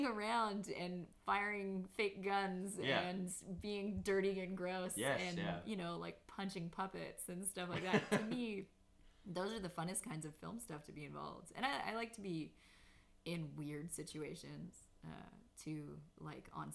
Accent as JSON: {"language": "English", "region": "Newfoundland and Labrador", "country": "Canada", "moved": "yes", "lives_now": "Toronto, Canada", "said": "I, living in Toronto, see myself as a Newfoundland artist"}